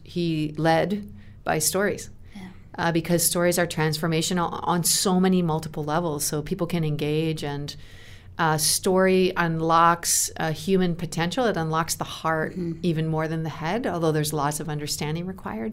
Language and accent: English; Canada; moved away as an adult; also born or lived in United States; I was living in America as a Canadian